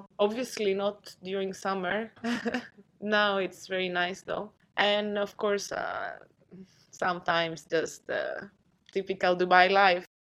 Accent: Kavala, Eastern Macedonia and Thrace, Greece; moved away; I am from Greece, that's correct.

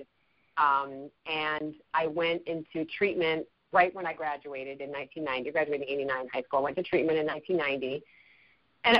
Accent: Chicago, Illinois, United States; moved away; I grew up in Chicago, so I'm a Midwest uh-huh. girl

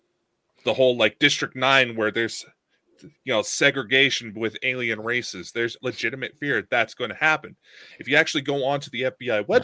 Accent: United States; speaking as an American

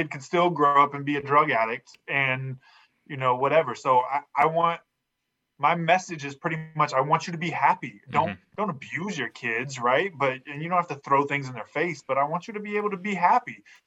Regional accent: Fresno, California, United States; I was raised in Fresno, California

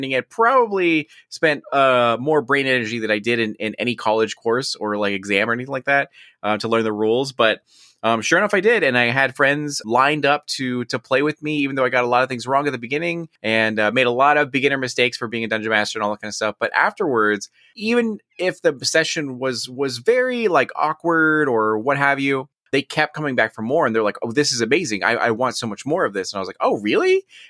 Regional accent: United States; Now, on a serious note, I am Mexican American, I am Chicano, and proud of it as well.

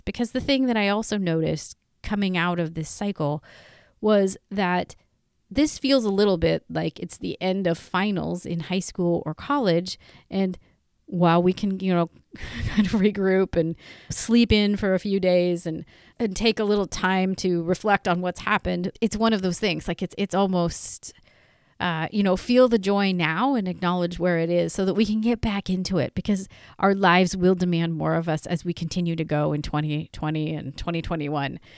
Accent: Northern California, United States; I am from Northern California

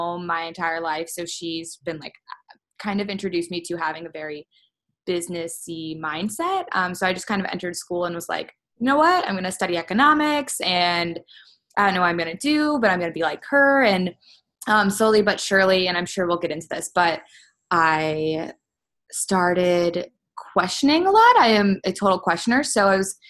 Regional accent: Cleveland, Ohio, United States; moved away as an adult; now in Columbus, United States; I am from Cleveland, Ohio originally, but I've been living in Columbus for 5 years

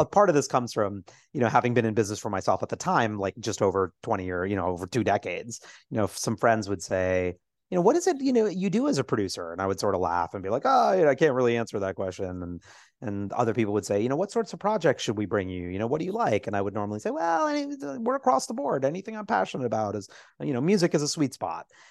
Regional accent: New York City, New York, United States; I grew up on Twelfth and Fourth.

